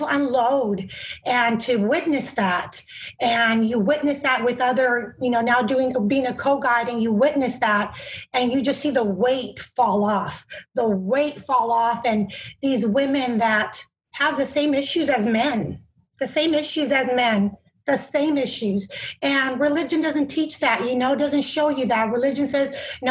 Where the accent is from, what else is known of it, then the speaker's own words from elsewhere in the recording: Bakersfield, California, United States; I'm from Bakersfield, California